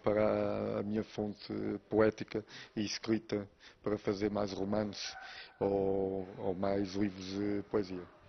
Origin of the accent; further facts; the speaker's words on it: Flores, Azores, Portugal; eu nasci nas Flores eh, há 35 anos e desde aí que só saí de lá para férias